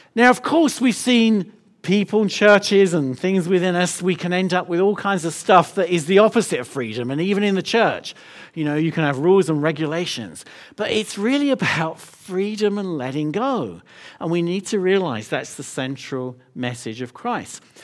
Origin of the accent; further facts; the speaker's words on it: London, United Kingdom; I'm from London